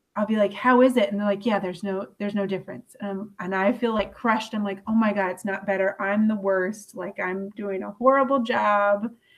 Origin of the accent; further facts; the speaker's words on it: Louisville, Kentucky, United States; I'm from Louisville